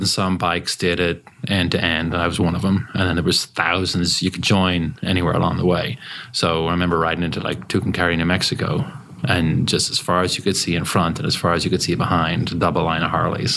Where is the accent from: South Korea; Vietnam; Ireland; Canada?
Ireland; Dublin, Leinster; moved away as an adult; also born or lived in Cork, Ireland / Terre Haute, Indiana; now in Bardstown, United States; I grew up in Dublin in Ireland